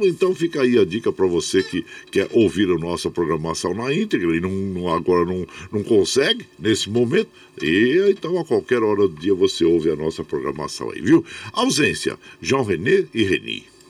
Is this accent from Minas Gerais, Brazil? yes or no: yes; Minas Gerais, Brazil; now in São Paulo, Brazil; Sou de Minas